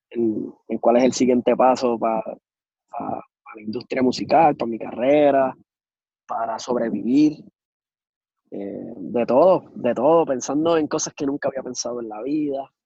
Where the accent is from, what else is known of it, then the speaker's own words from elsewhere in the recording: Puerto Rico; now in Miami, United States; Eh, pero siempre nosotros como puertorriqueños la salsa.